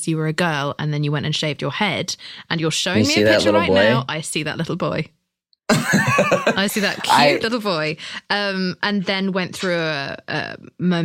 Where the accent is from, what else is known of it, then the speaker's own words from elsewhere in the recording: United Kingdom; I'm British.